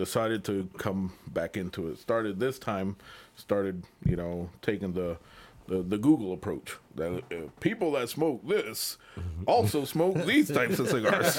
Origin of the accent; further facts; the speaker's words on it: Massachusetts, United States; moved away as an adult; also born or lived in Puerto Rico; now in Florida, United States; No, I was born in Puerto Rico. Okay. Kind of raised in Massachusetts. So, I've lived in Florida now the last, I'm going to say, since 96